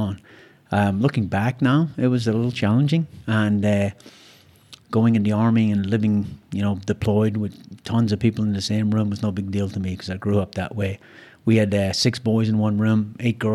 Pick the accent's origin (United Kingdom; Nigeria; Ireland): Ireland; moved away; I was born in Ireland and grew up in Ireland in a fairly poor family